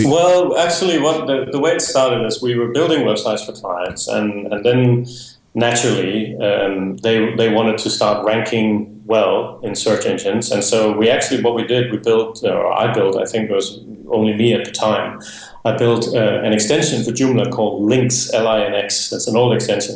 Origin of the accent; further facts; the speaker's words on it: Denmark; moved away as an adult; now in Spain; I am originally from Denmark, uh, but I have uh, been living in Spain for the past 10 years